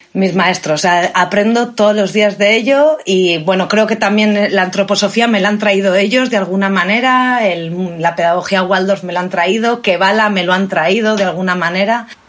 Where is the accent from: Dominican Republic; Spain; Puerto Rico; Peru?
Spain; Valladolid, Castile and León; also born or lived in Barcelona / South Africa; now in Cantabria, Spain; nací en Valladolid.